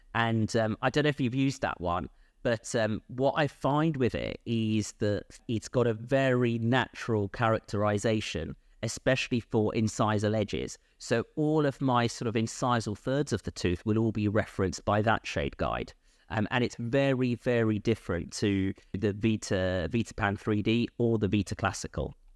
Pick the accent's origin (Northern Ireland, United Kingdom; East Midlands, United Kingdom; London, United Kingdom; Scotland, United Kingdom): London, United Kingdom; moved away as an adult; also born or lived in Bristol / Bath; born and bred in London